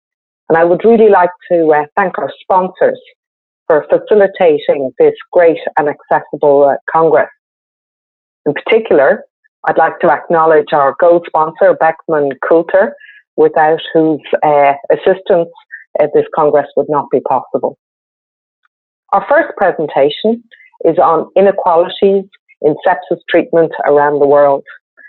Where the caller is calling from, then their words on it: Ireland; I'm dialing in from Ireland.